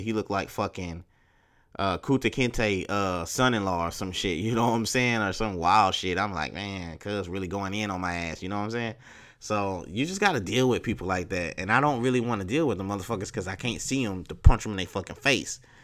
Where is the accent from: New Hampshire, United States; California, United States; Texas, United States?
Texas, United States; I'm from Texas